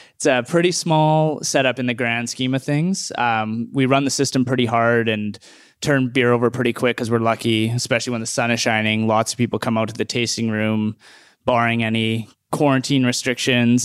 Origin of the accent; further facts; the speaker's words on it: Edmonton, Alberta, Canada; moved away; I'm from Edmonton